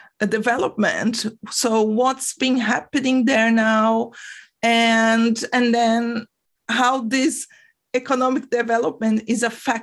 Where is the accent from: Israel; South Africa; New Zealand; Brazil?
Brazil; moved away; I'm from Brazil originally.